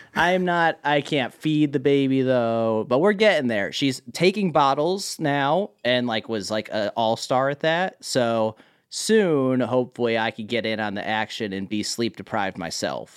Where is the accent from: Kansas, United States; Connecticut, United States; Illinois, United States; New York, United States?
Connecticut, United States; Marlborough; also born or lived in Hartford, Connecticut; grew up in Marlborough, Connecticut